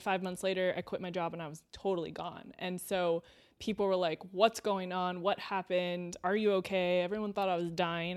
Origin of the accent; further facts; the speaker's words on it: Temecula, California, United States; I grew up in Temecula in Southern California